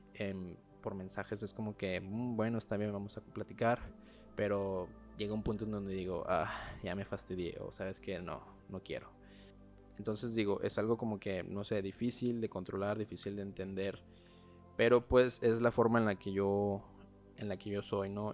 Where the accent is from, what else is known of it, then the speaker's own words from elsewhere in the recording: Mexico; soy mexicano